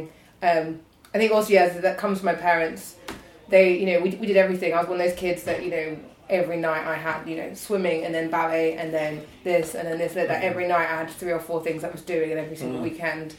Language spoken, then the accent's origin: English; Kent, South East England, United Kingdom; I'm from Kent